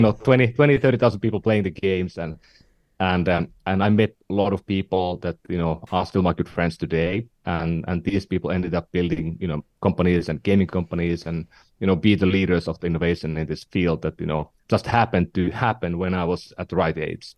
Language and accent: English; northern Finland, Finland; now in San Francisco, United States; I'm from Finland, um, you know the the, the small uh, country in northern Europe, and uh, not not from the southern part of Finland, but from the northern part of Finland